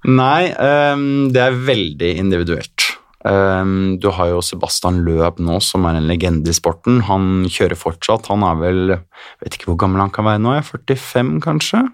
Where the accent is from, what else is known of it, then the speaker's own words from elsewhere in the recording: Oslo, Norway; moved away as an adult; now in Monaco; er født og oppvokst i Oslo, eh, men har bodd i utlandet siden 2012.